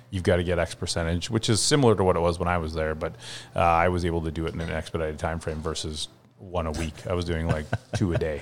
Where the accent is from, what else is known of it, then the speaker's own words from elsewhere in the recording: West Vancouver, British Columbia, Canada; also born or lived in Ontario; now in South Surrey, Canada; I was born in Ontario, grew up mm. in Lower Mainland, grew up on the North Shore